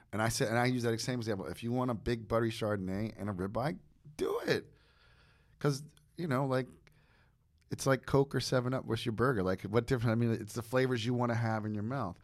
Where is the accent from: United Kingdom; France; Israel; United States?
United States; New Jersey; I'm from New Jersey